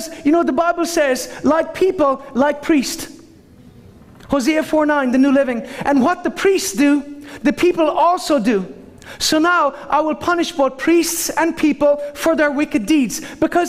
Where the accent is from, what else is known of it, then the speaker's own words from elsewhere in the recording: Ireland; I'm Irish.